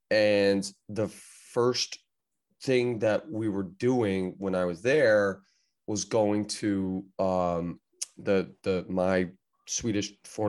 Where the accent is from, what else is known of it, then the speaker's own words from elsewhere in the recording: United States; being an American who's only had their license for 18 months